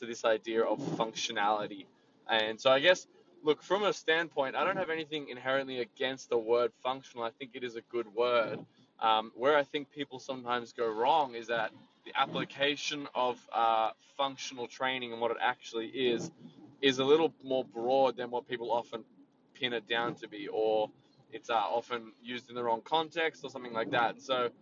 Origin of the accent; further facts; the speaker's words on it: Sydney, New South Wales, Australia; I'm from Sydney